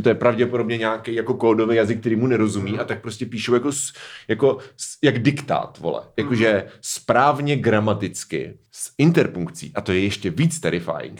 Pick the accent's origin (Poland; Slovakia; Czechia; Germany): Czechia; Hradec nad Svitavou, Pardubice Region; now in Brno, Czech Republic; když jsem ve Svitovech, tak říkám, že jsem z Hradce nad Svitavou